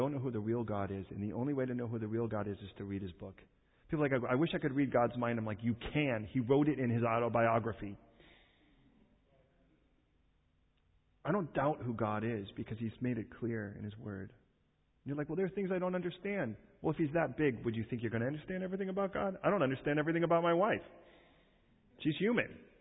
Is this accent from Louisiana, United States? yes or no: no; Chicago, Illinois, United States; I was raised in Chicago.